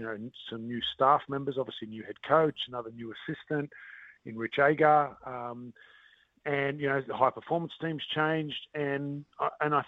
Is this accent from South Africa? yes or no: no; Australia; moved away as an adult; now in New Zealand